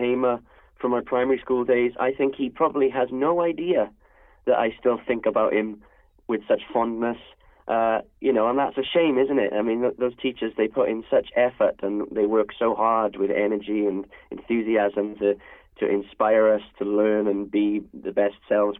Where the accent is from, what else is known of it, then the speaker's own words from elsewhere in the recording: Wales, United Kingdom; being a Welshman